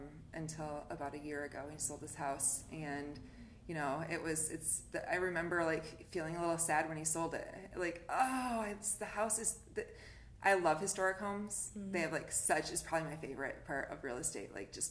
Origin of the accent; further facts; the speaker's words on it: Kalamazoo, Michigan, United States; I'm from Kalamazoo. I'm born and raised here. I've lived here my whole life.